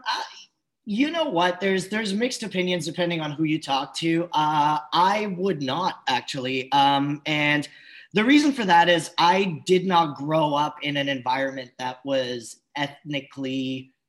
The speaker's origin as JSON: {"language": "English", "country": "Switzerland", "tie": "born or raised there", "said": "I just grew up Swiss. Everyone was just Swiss"}